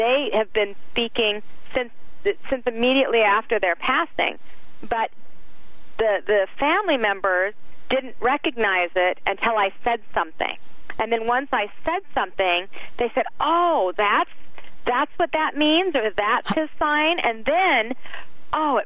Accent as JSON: {"language": "English", "town": "Salt Lake City", "region": "Utah", "country": "United States", "tie": "born or raised there", "said": "I grew up in Salt Lake City, Utah in the 70s"}